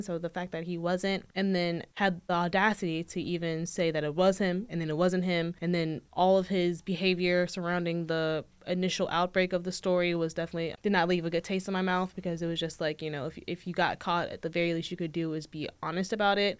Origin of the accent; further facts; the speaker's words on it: Hanover, Virginia, United States; also born or lived in Richmond, Virginia; I'm originally from, like, Hanover, so that area as well